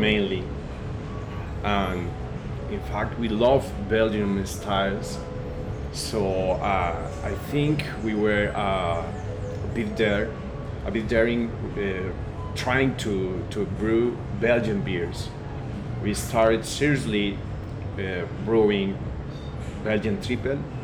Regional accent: Medellín, Antioquia, Colombia; English is a second language; I'm here from Medellin, a craft brewer

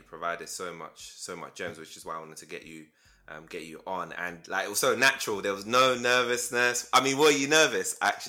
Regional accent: Nigeria; I'm Nigerian too. So my dad's Ijaw, and then my mom's Igbo. So So, plus my mom's like Sierra Leonean as well.

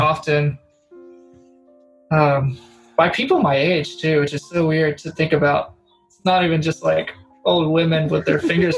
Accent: the South, United States; I'm from the South.

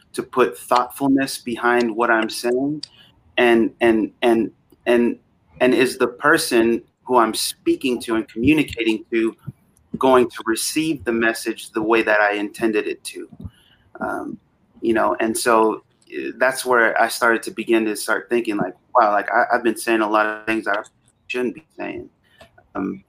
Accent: Vallejo, California, United States; I grew up in Northern California in the Bay Area, in a town called Vallejo, just outside of Oakland

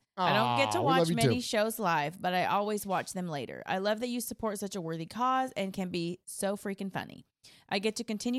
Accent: San Diego, California, United States; I grew up in San Diego and was an ignorant Chargers fan by proxy.

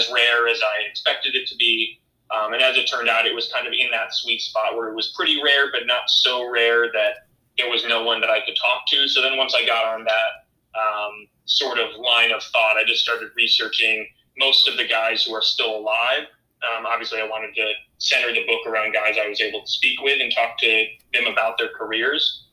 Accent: Crystal Lake, Illinois, United States; I grew up in Crystal Lake, Illinois, which is a suburb about 45 minutes outside of Chicago

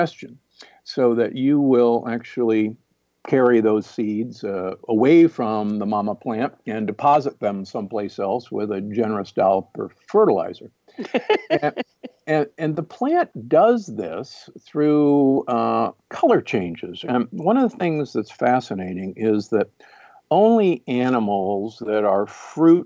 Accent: Midwest, United States; growing up in the Midwest

